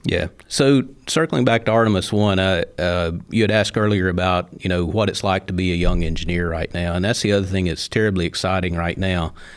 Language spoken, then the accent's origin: English; Sand Mountain, North Alabama, United States; when I was a little boy growing up on Sand Mountain, uh, in the sixties